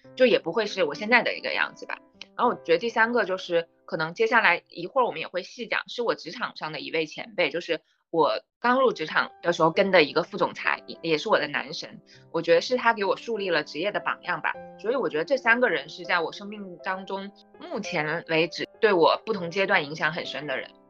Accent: Anshun, Guizhou, China; 他是上海的知青，所以他来到了安顺那里，因为他的妻子和孩子当时都又回了上海，他没有办法回上海，然后他就一个人在这里，跟我们是邻居，

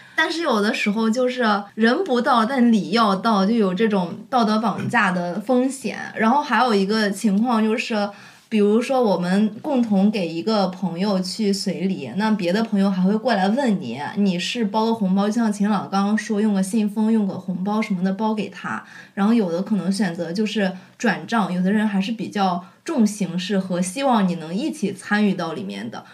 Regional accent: Shandong, China; moved away; 在我们山东那里啊，反正就是在我那儿，他接亲和仪式都是在上午，正餐是在中午吃的

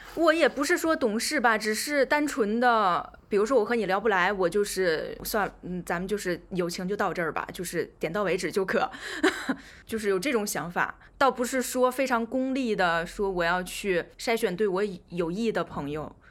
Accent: Tianjin, China; moved away as an adult; also born or lived in Wuhan / United Kingdom; 我自己呢，是天津人，在武汉上的大学

